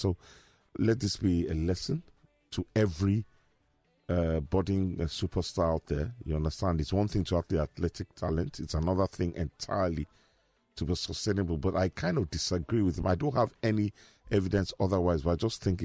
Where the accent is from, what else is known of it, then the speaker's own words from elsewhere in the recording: Nigeria; I'm Nigerian. I'm not African. I'm Nigerian